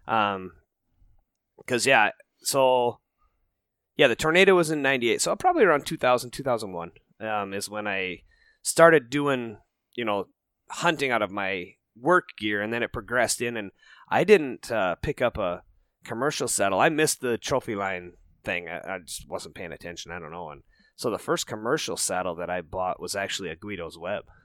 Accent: Rocky Mountains, United States; moved away as an adult; also born or lived in Minnesota; I grew up out in the Rocky Mountains

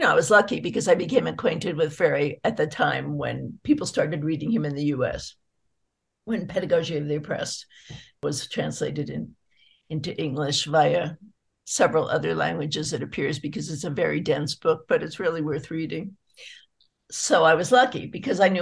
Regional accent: San Francisco Bay Area, California, United States; I grew up in the San Francisco Bay Area

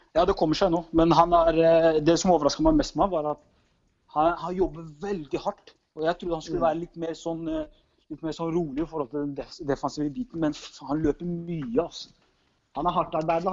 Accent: Norway; moved away as an adult; also born or lived in Drammen; now in Hungary; hjemme i Norge

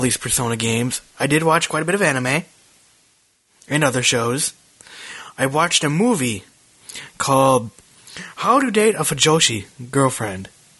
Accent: Minnesota, United States; now in Charlotte, United States; And it's so funny. I'm from Minnesota. So I'm used to this.

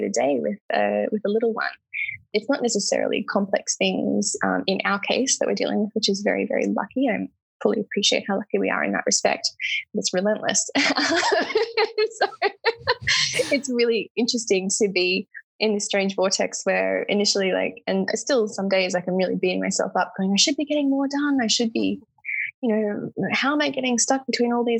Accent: Lismore, New South Wales, Australia; growing up in Lismore

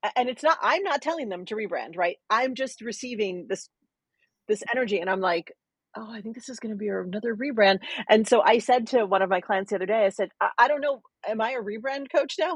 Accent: New York City, New York, United States; I'm from New York City

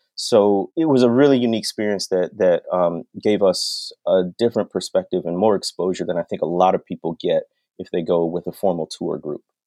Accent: North Shore of Illinois, United States; moved away as an adult; also born or lived in Arkansas / Mississippi; growing up on the North Shore of Illinois

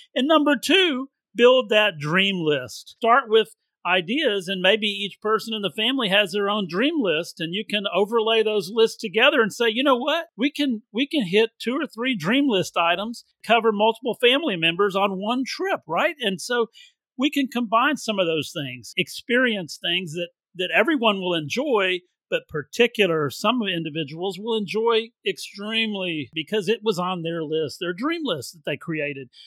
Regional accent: Texas, United States; also born or lived in Louisiana; I grew up mostly in Texas, but I'm from Louisiana

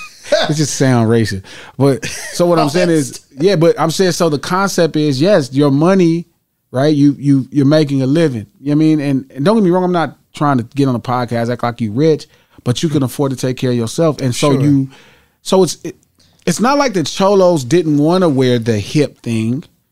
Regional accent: Compton, California, United States; also born or lived in Watts, Los Angeles; growing up in Compton and Watts, I kind of had an affinity for our people.

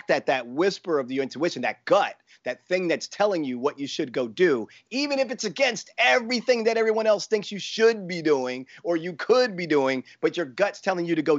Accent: Baltimore, Maryland, United States; It was from Baltimore, my hometown.

